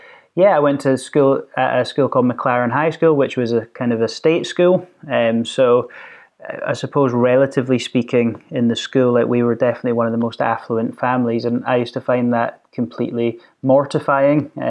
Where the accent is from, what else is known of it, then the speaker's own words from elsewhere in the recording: Stirling, Scotland, United Kingdom; we grew up here in the countryside in Stirling